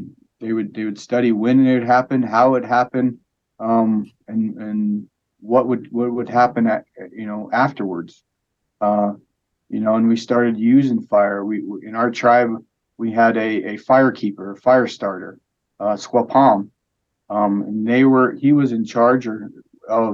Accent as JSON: {"language": "English", "town": "St. Ignatius", "region": "Montana", "country": "United States", "tie": "born or raised there", "said": "I was born and raised in St. Ignatius, Montana on the Flathead Indian Reservation."}